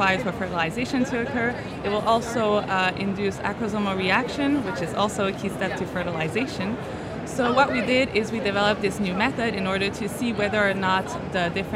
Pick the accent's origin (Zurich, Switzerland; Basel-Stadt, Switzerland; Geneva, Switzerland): Geneva, Switzerland; I'm from Switzerland, Geneva, actually